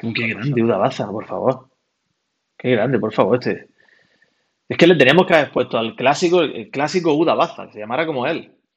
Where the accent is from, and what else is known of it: Almería, Andalusia, Spain; also born or lived in Granada